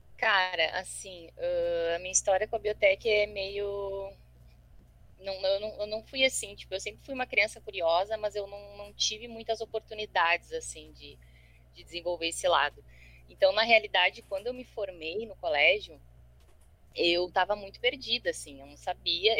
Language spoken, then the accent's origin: Portuguese; Porto Alegre, Rio Grande do Sul, Brazil; eu sou aqui de Porto Alegre